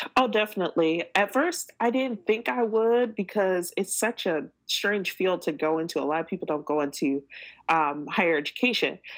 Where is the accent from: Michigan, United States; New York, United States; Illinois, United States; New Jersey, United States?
Michigan, United States; Detroit; moved away as an adult; also born or lived in Japan; now in San Antonio, United States; we had a house in Detroit, Michigan, and that's my hometown